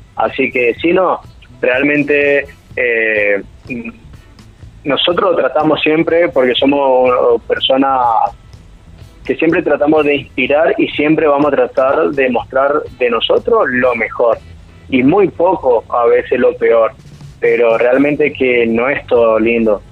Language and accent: Spanish; Chaco, Argentina; somos del Chaco